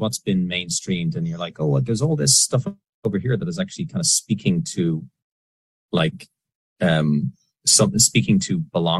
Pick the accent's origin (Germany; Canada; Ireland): Ireland; moved away; I grew up in Ireland and you're raised with a version of the Bible.